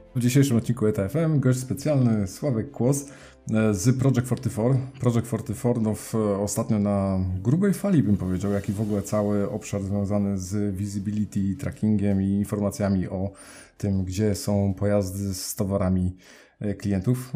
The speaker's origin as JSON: {"language": "Polish", "town": "Poznań", "region": "Greater Poland", "country": "Poland", "said": "pochodzimy w sumie obydwaj z Poznania"}